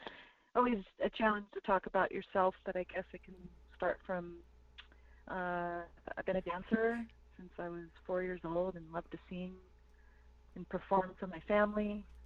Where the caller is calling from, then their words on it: Taos, New Mexico, United States; I'm calling in from Taos, New Mexico today, and I am of the Nde Apache Nation and the Mexica Nation, and I'm also Scottish and Irish.